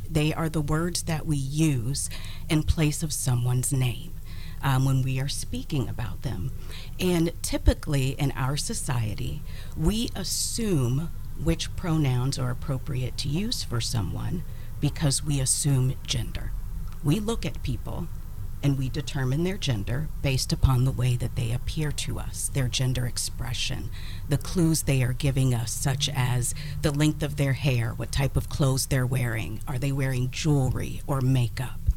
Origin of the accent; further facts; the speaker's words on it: Columbus, Ohio, United States; I was born and raised here in Columbus.